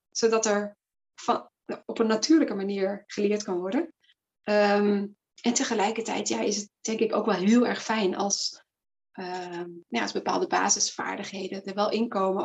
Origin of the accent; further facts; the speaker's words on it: Flanders, Belgium; accent: Flemish; now in Netherlands; Ik kom van origine uit België, geboren en okay. getogen uit het Nederlands gezien. Dus als ik daar weer ben bij mijn familie, dan gaat de Vlaamse knop aan